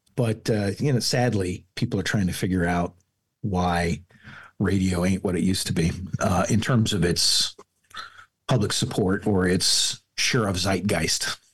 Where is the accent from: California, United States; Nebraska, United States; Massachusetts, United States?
Nebraska, United States; Falls City; moved away; also born or lived in Omaha; the town that I'm from, Falls City